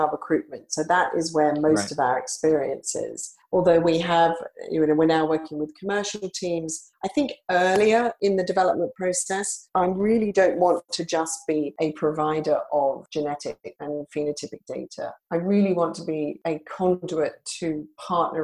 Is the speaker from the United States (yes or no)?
no; Australia; moved away; my early career was as a journalist in Australia, where I'm originally from. You can probably hear from my accent